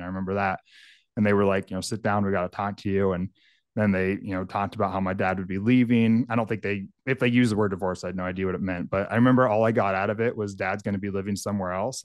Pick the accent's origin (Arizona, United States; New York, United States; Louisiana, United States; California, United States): California, United States; Northern; now in Michigan, United States; I grew up in, in a area of Northern California. It's very rural, very remote.